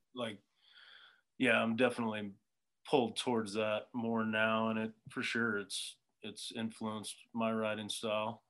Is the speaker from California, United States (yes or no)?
yes; Southern California, United States; I grew up in Southern California